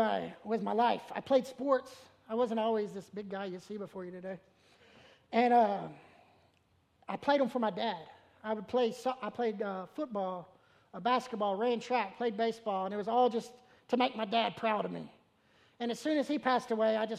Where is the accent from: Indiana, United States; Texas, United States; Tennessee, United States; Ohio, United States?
Tennessee, United States; Memphis; moved away; I'm from Memphis